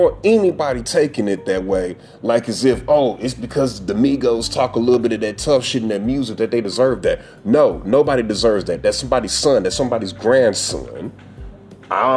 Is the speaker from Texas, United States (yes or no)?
no; St. Louis, Missouri, United States; I am from St. Louis, Missouri